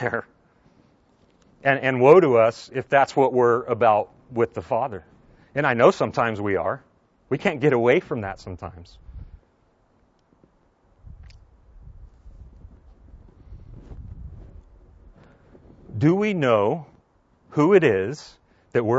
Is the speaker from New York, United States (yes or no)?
no; Southern California, United States; moved away; I grew up in Southern California